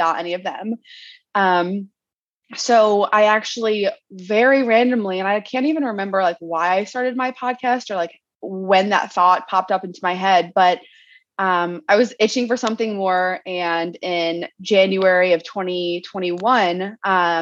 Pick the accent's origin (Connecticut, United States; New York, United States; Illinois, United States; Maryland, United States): Maryland, United States; moved away as an adult; now in San Diego, United States; We're originally from Maryland